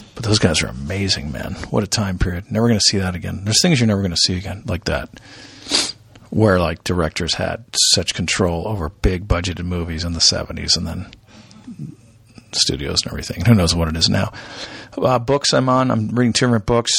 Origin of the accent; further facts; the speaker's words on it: United States; we're American